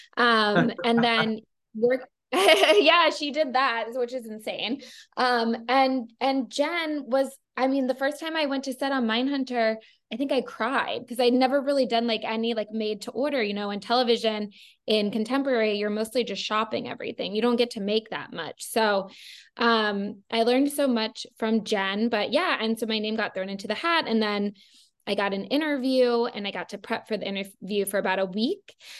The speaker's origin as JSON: {"language": "English", "region": "Maryland", "country": "United States", "tie": "born or raised there", "said": "I grew up in Maryland"}